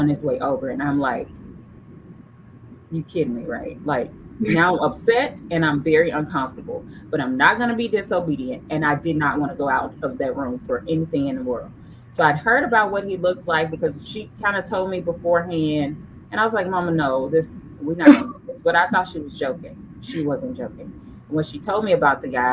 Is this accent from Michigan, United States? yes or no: no; Memphis, Tennessee, United States; I'm from Memphis. My husband's from Memphis as well